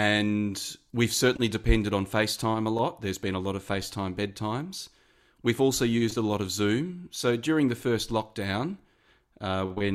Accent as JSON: {"language": "English", "town": "Mandurah", "region": "Western Australia", "country": "Australia", "also_born_or_lived": "Perth", "moved": "yes", "lives_now": "Sydney, Australia", "said": "I'm originally from Mandurah in Western Australia, a city about an hour south of Perth."}